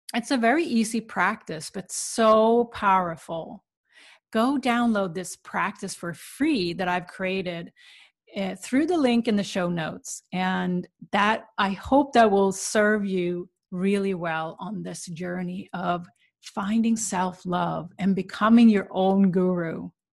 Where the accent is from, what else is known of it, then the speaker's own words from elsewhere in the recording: Sweden; moved away; where I grew up in Sweden